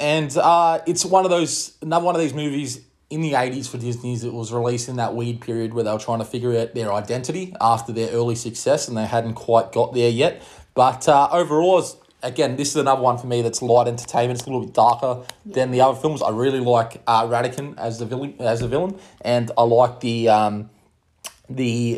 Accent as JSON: {"language": "English", "country": "Australia", "said": "we're both from Australia"}